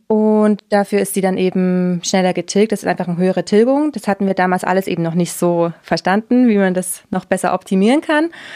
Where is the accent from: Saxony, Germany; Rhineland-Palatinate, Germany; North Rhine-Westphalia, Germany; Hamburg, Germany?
Saxony, Germany; Leipzig; moved away as an adult; also born or lived in Oschatz / United States / Deggendorf / Austria; now in Munich, Germany; Ich komme ursprünglich aus ähm, Oschatz, das ist zwischen Dresden und Leipzig, ähm, mhm. bin aber in Leipzig aufgewachsen